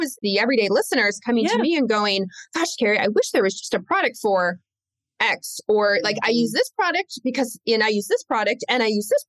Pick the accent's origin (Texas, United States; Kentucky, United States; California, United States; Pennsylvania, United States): Kentucky, United States; Lexington; also born or lived in Michigan; I was raised in Lexington, Kentucky. So I was raised in the South. I wasn't born there. I was born in the North, born in Michigan, but raised in Kentucky